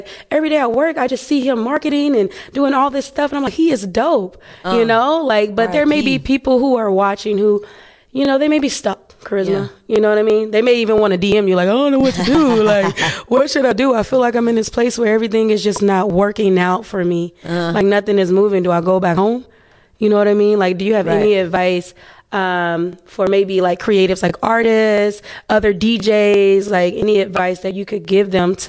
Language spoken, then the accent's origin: English; Cincinnati, Ohio, United States; now in Los Angeles, United States; I'm from Cincinnati originally.